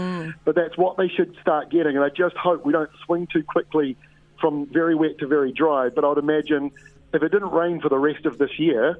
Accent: Waikato, New Zealand; born or raised there

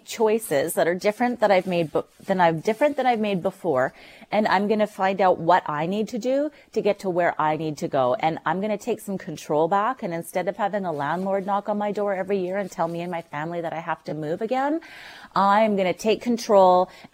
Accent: North Vancouver, British Columbia, Canada; now in Port Moody, Canada; I grew up in North

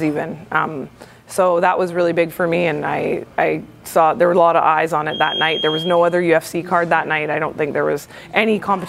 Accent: Lower Mainland, British Columbia, Canada; to be here in my hometown.

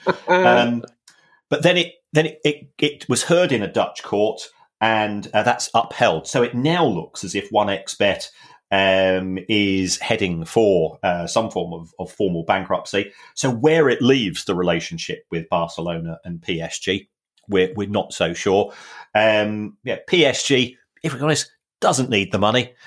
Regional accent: London, United Kingdom; Growing up in the Elephant and Castle

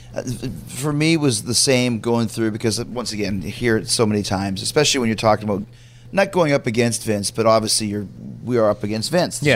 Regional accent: Winnipeg, Manitoba, Canada; also born or lived in United States; I'm from Winnipeg as well

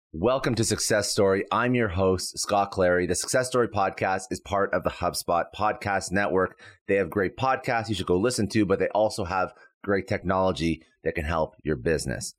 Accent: Canada; now in Florida, United States; I'm Canadian

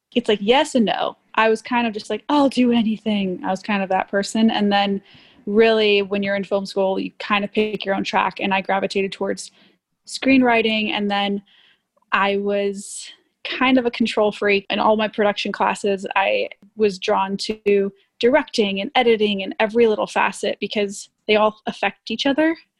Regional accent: Miami, Florida, United States; moved away; also born or lived in Texas / Austin, Texas / Cuba (ancestry); Born in Miami. I'm Cuban

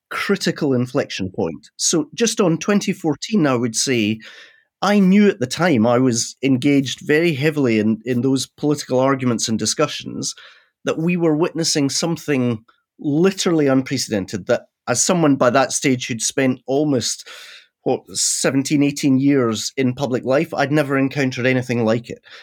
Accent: Scotland, United Kingdom; I'm a Scottish Presbyterian

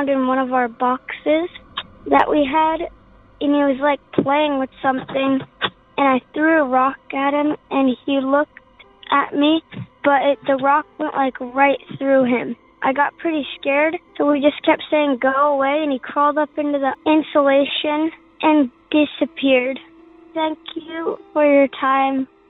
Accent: Willits, California, United States; I'm from Willis, California

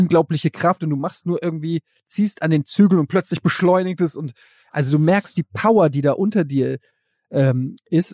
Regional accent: Germany; ich als Deutscher

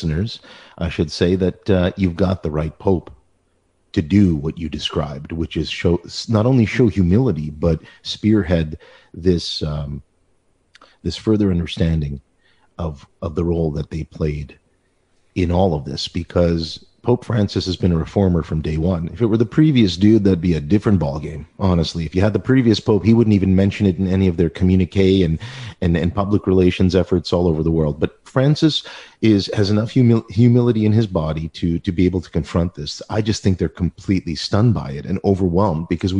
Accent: Ontario, Canada; as an English-speaking Ontarian

